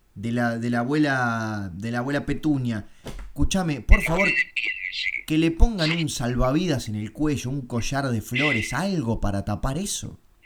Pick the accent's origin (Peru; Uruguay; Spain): Uruguay; soy uruguayo